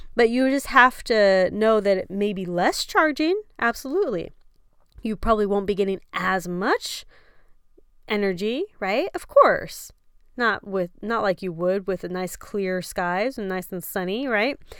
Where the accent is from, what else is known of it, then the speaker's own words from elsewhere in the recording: Texas, United States; moved away; we are from Texas